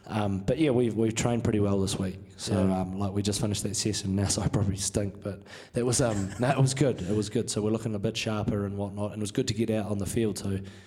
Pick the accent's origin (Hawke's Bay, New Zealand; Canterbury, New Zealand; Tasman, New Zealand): Hawke's Bay, New Zealand; moved away as an adult; now in Denver, United States; I'm from New Zealand. I um, I was born, bred in Hawke's Bay, so it's the um, central North Island